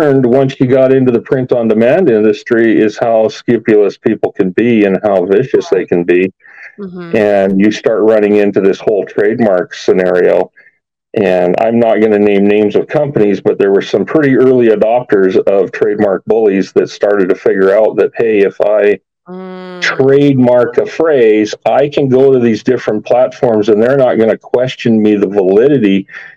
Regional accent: Alberta, Canada; moved away as an adult; now in Las Vegas, United States; I'm actually from Alberta.

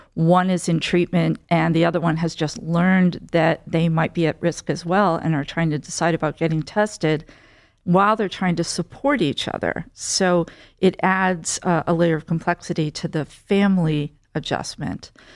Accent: central New Jersey near Princeton, United States; moved away as an adult; also born or lived in New York; I grew up in central New Jersey near Princeton

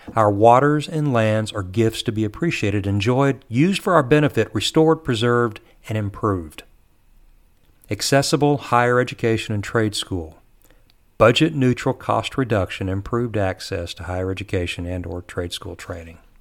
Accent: Texas, United States; I'm a Texan

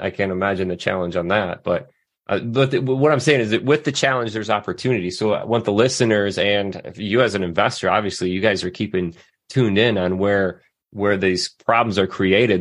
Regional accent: Southwest Michigan, United States; I grew up in Southwest Michigan

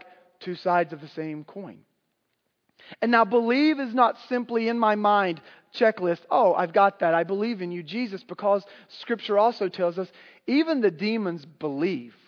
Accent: the South, United States; I grew up in the South in Southern Baptist culture

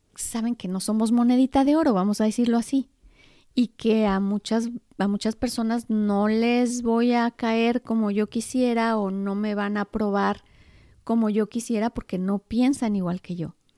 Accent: Mexico; yo soy mexicana.

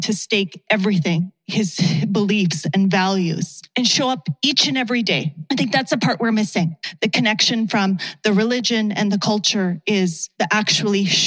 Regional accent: Canada; as a Sikh, as a South Asian, as a woman of color, as a Canadian

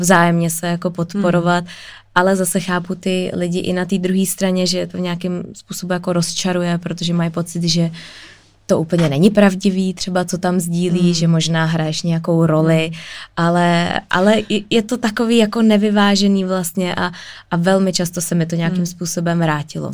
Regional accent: Prague, Czechia; jsem z Prahy

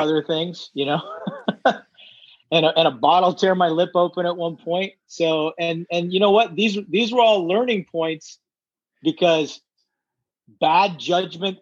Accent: Redondo Beach, California, United States; I was born in Redondo Beach

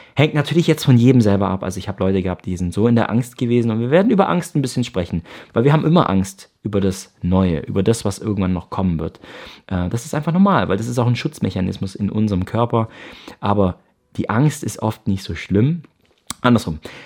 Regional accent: Ravensburg, Baden-Württemberg, Germany; moved away as an adult; also born or lived in Canada; Ich komme aus Ravensburg im Süden von Deutschland, bin hier auch aufgewachsen

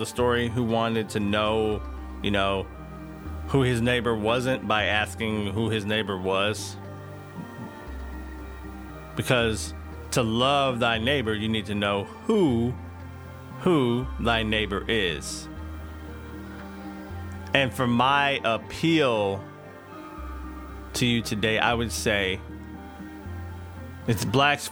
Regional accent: East Texas, United States; I grew up in Bible Belt East Texas

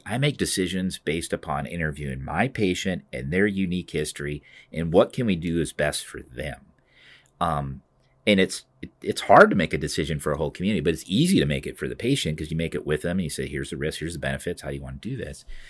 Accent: Cedar Rapids, Iowa, United States; also born or lived in Grinnell, Iowa; this is my hometown. I was born here at Saint Luke's

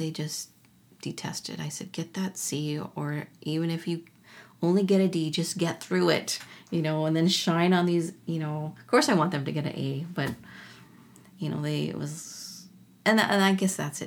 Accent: Minnesota, United States; I am an Ojibwe from Minnesota

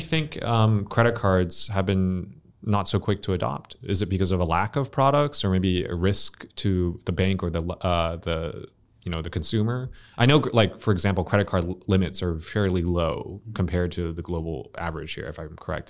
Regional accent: United States; now in Vietnam; I'm an expat as well, obviously. I'm Vietnamese American specifically

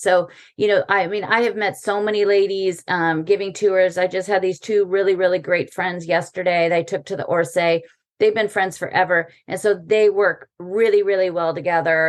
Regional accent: United States; now in Paris, France; as an American

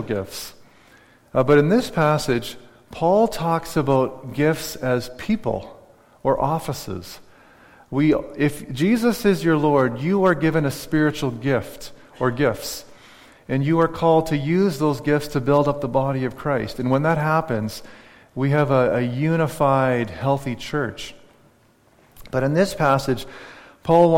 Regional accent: Saskatchewan, Canada; moved away; I cheer for the Saskatchewan Rough Riders because I grew up in Saskatchewan

